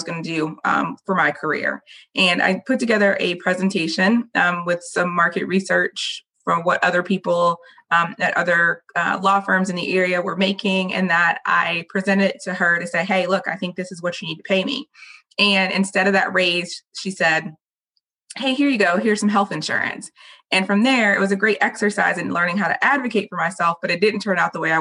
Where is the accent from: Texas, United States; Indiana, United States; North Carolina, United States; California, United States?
North Carolina, United States; Raleigh; So I was born and raised in Raleigh